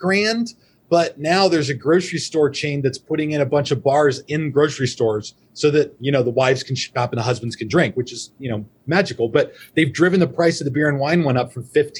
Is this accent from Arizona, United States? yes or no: yes; Arizona, United States; also born or lived in Colorado; I was born in Colorado, and my dad worked for IBM, so we moved around when I was a kid, and he's from Minnesota. So when he came out to Arizona for a business trip, he was like, this is it. I'm moving my family out here. We're staying. So I've been here 30 years. You know, we moved here when I was 5 or 6